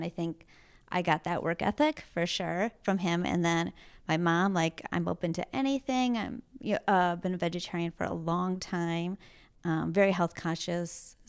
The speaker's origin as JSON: {"language": "English", "town": "Green Bay", "region": "Wisconsin", "country": "United States", "tie": "born or raised there", "moved": "yes", "lives_now": "San Diego, United States", "said": "I grew up in Green Bay, Wisconsin, so very cold and very blue collar and not fashionable at all land"}